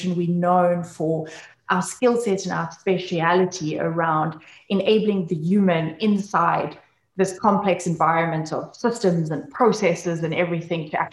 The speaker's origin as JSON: {"language": "English", "country": "South Africa", "said": "I come from South Africa"}